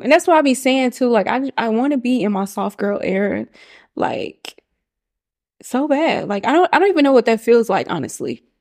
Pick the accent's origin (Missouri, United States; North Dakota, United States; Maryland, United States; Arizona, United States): Missouri, United States; Kansas City; moved away as an adult; now in Atlanta, United States; I am from Kansas City, Missouri